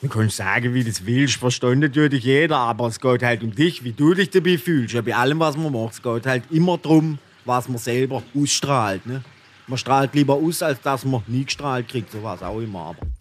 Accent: Haslach im Kinzigtal, Baden-Württemberg, Germany; Wirklich komme ich aus Hassler im Kinzigtal äh, im schönen Schwarzwald äh, in Baden-Württemberg aus Deutschland

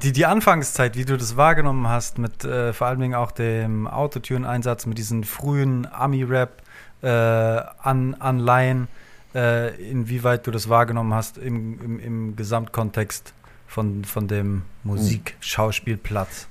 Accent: Frankfurt, Hesse, Germany; ich bin im, im Westend groß geworden in Frankfurt

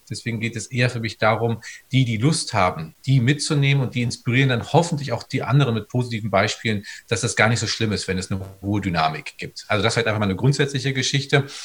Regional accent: North Rhine-Westphalia, Germany; Also ich komme aus dem Sauerland im Menn und das ist großartig

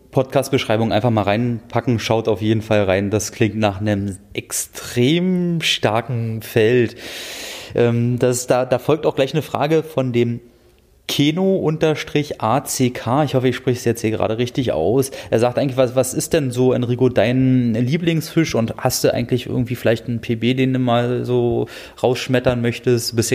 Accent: Brandenburg, Germany; also ich komme ja aus dem Dreieck Havelland ursprünglich, mhm. da mündet die Havel in die Elbe, das heißt, ich habe beide Gewässer zum Befischen

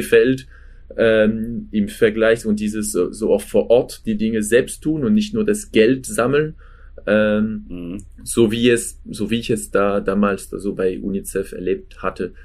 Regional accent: France; now in Germany; ich komme ursprünglich aus Frankreich

